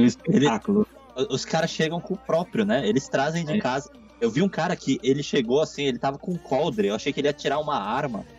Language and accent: Portuguese; Brazil; moved away as an adult; now in Japan; quando eu saí do Brasil e vim pro Japão a primeira vez, eu tava com 18 anos